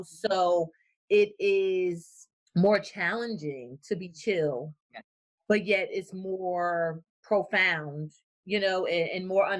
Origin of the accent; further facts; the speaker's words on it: New Jersey, United States; moved away as an adult; now in Florida, United States; I'm from New Jersey.